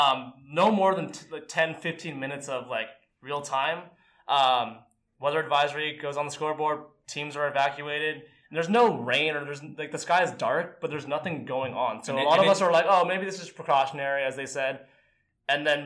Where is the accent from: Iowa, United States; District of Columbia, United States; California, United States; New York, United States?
California, United States; Bay Area; We're born and raised in the Bay Area